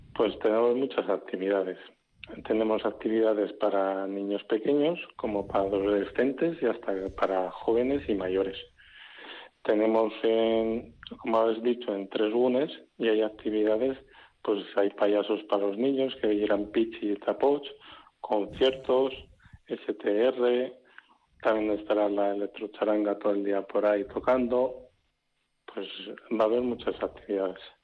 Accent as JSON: {"language": "Spanish", "town": "Araia", "region": "Basque Country", "country": "Spain", "tie": "born or raised there", "said": "yo nací en Araya y hace 15 años me vine aquí a, a a vivir"}